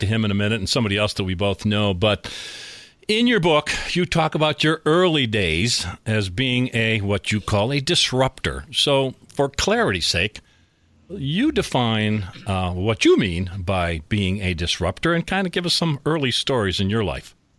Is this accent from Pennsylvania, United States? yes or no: yes; Scranton, Pennsylvania, United States; my hometown of Scranton, Pennsylvania